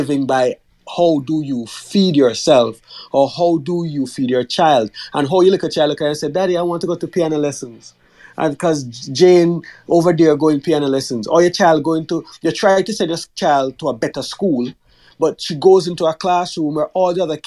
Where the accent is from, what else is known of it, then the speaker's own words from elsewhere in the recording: Jamaica; moved away; I'm a Jamaican, I've lived in Jamaica